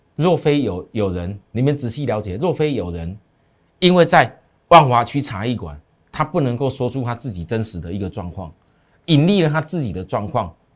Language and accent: Chinese; Taiwan; 我们台湾人